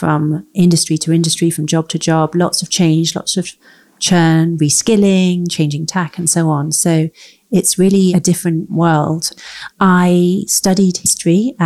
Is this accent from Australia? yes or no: no; London, United Kingdom; I grew up in London